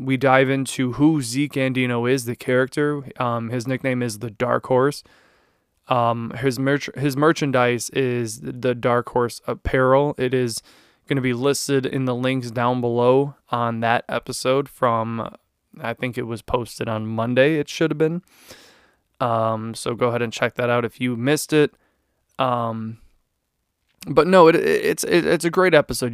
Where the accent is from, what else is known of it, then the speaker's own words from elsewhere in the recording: Chicago area, Illinois, United States; I am from Chicago, not really the city